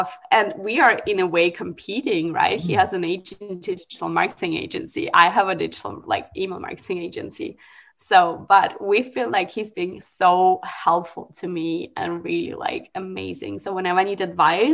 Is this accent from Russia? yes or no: yes; Russia; moved away; I'm from Russia